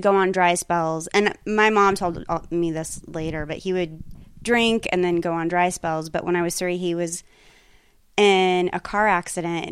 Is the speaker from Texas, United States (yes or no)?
no; Pueblo, Colorado, United States; moved away as an adult; also born or lived in New York / Los Angeles; I grew up in Pueblo, Colorado.